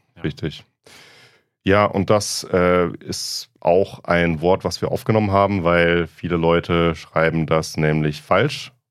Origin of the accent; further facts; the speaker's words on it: southwestern Germany, Germany; aus meiner Heimat, aus dem äh, südwestdeutschen Raum